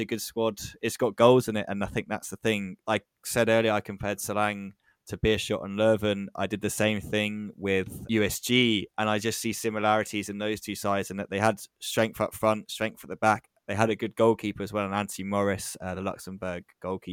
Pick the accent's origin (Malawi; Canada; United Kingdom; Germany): United Kingdom; England; as an Englishman